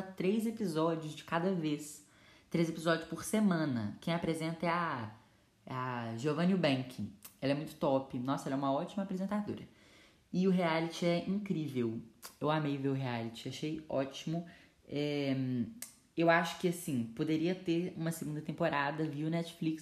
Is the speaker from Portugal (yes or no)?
no; Brazil; also born or lived in Minas Gerais; eu sou do Brasil